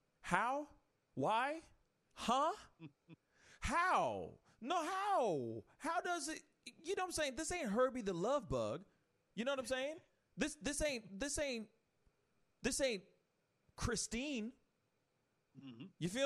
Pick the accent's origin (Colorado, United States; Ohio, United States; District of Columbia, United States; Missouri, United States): Missouri, United States; St. Louis; We're from the Loop, and we're proud.